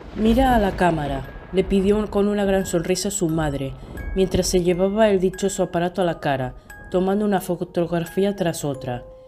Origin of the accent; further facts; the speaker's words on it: Spain; de España